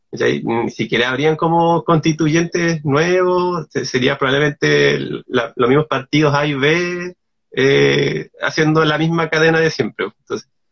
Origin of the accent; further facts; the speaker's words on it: Castro, Los Lagos, Chile; also born or lived in Puerto Montt; mi infancia, eh, mi infancia, adolescencia en Castro, en, específicamente como el sector de Gamboa, yo, yo, ahí me crecí